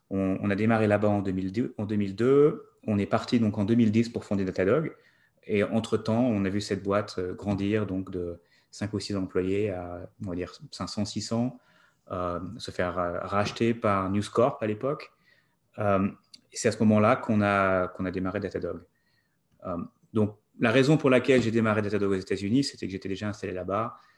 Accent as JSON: {"language": "French", "country": "France", "tie": "born or raised there", "also_born_or_lived": "New York, United States", "moved": "as an adult", "lives_now": "United States", "said": "grandi en France, étudié en France."}